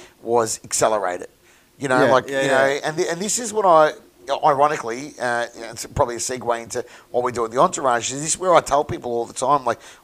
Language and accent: English; Melbourne, Victoria, Australia; from Mooney Ponds, auctioneer and real estate agent